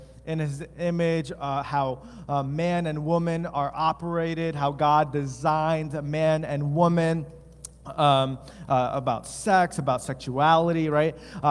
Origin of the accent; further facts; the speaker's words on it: East Coast, United States; now in West Michigan, United States; In West Michigan, the culture here, since my wife and I moved, because we're from the East Coast